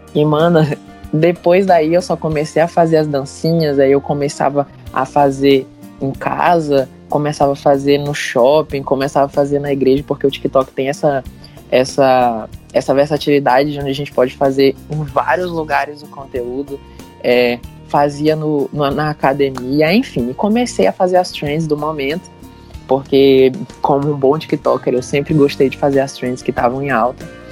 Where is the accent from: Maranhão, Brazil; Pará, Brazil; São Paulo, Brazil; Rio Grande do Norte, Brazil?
Maranhão, Brazil; São Luís; eu sou de São Luís do Maranhão